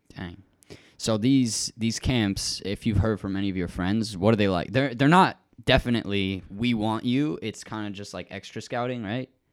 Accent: Rochester, New York, United States; moved away; That's actually where Joey and I were both born.

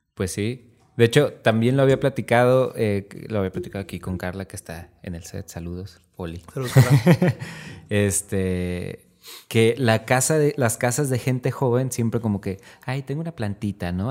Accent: Tepic, Nayarit, Mexico; somos de Tepic

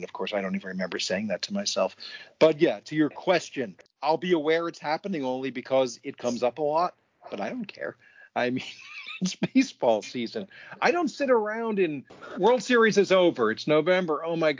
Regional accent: United States; I'm an American

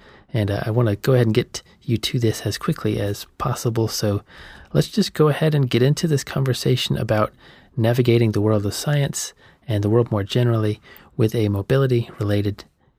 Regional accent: near Savannah and Statesboro, Georgia, United States; I grew up in Georgia in near Savannah and Statesboro. So I'm familiar with the area.

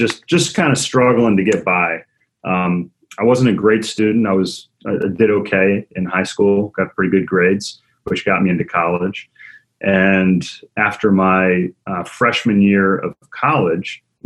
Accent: Maryland, United States; I grew up in Maryland, kind of blue collar background

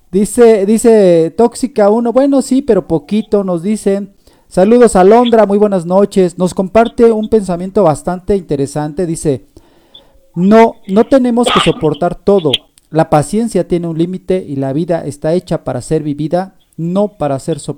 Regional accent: France; yo soy francés.

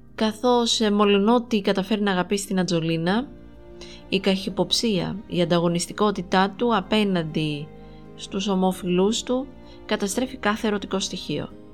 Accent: Greece; εμείς ως Έλληνες αναγνώστες

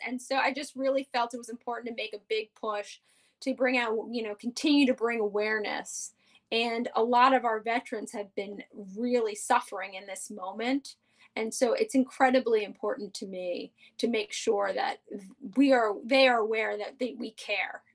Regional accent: New York City, New York, United States; born and raised on the Upper West Side, never left

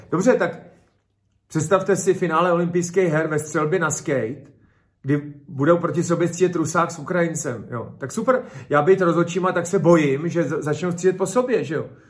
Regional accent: Czechia

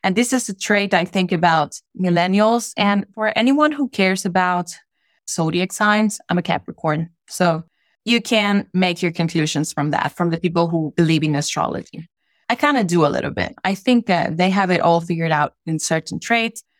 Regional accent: Honduras; English is a second language; moved away as an adult; I was brought up there lived there my entire childhood, even my teenage years as an adolescent as well. And then I stayed there for up to my mid 20s, which is when I left

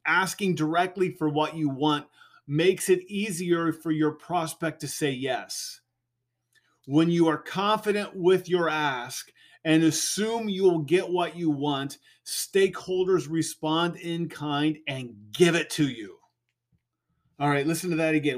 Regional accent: California, United States; I'm a Californian

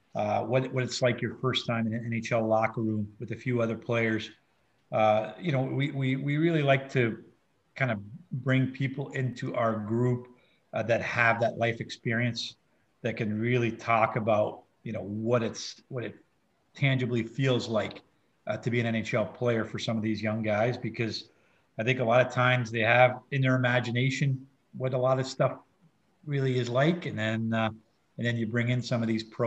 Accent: New Brunswick, Canada; now in St. Louis, United States; we're both from New Brunswick

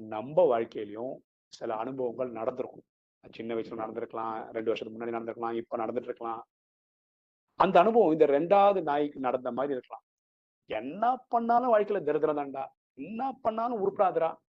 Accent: Chennai, Tamil Nadu, India; first language Malayalam; Tamil is a second language; நான் சென்னையில் தான் பிறந்து வளர்ந்தேன்

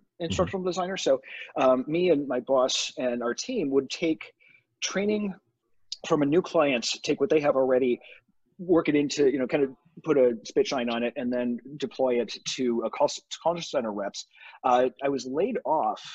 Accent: Buffalo, New York, United States; moved away as an adult; also born or lived in Toronto / Cleveland; I'm originally from Buffalo, New York, lived in Toronto

